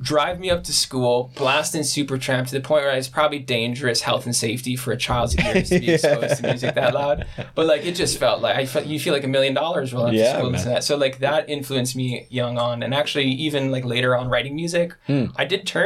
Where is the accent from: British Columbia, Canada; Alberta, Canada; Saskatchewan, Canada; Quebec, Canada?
Saskatchewan, Canada; Moose Jaw; born and raised in Saskatchewan